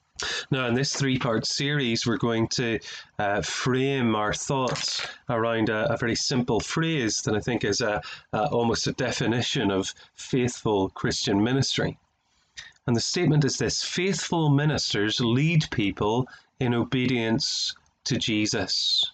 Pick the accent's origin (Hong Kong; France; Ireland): Ireland; I'm an Irishman, as you can tell by my accent, and so I like to do things back to front.